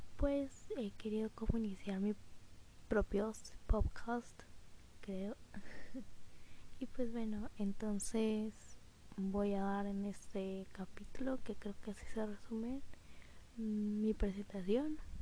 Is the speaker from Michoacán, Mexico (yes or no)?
no; Mexico City, Mexico; moved away; soy de la Ciudad de México, pero vivo en un puerto por que le dieron un mejor trabajo a mis padres y pues me vine para acá